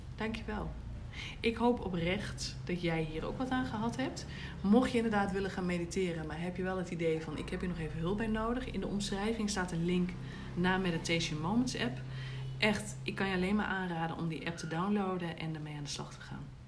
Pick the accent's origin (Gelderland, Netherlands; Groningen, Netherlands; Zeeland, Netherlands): Groningen, Netherlands; ik ben natuurlijk wel echt ehm, als een Groninger opgevoed